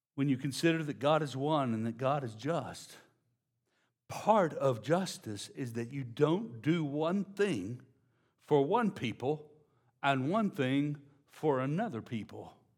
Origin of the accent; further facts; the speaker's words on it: Louisiana, United States; I'm from Louisiana